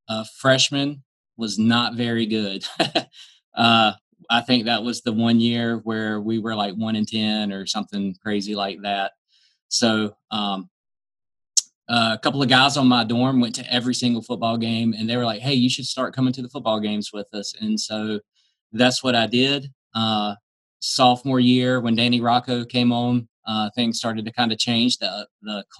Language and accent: English; North Carolina, United States; different schools around me growing up in North Carolina